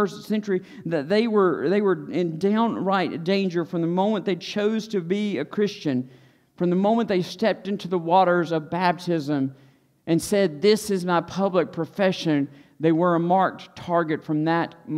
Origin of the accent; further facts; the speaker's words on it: Stokes County, North Carolina, United States; I grew up in Stokes County